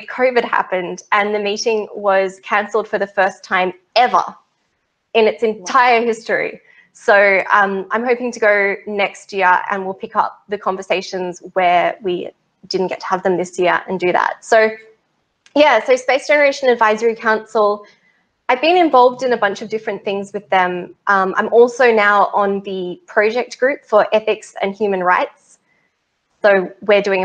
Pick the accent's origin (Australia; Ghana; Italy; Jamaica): Australia; I'm an Australian